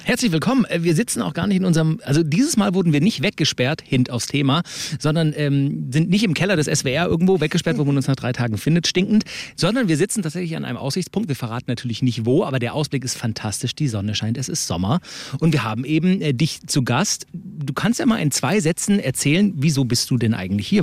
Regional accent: Swabia, Germany; bin ja auch gebürtiger Schwabe

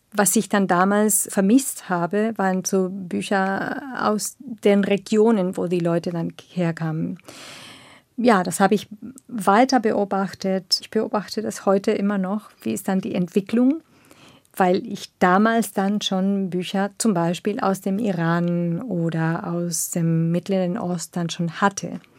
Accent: northern Argentina, Argentina; German is a second language; now in Berlin, Germany; ich bin in eine kleine Stadt aufgewachsen in Nordargentinien

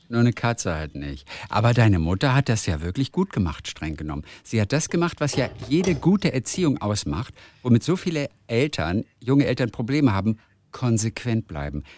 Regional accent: Schwarzenbek, Schleswig-Holstein, Germany; ich bin aufgewachsen in Schwarzenbeek

